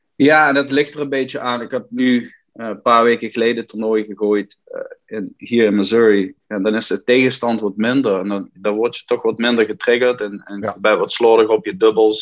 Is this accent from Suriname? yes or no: no; Limburg, Netherlands; now in United States; ik, blijf wel Nederlander in hart en nieren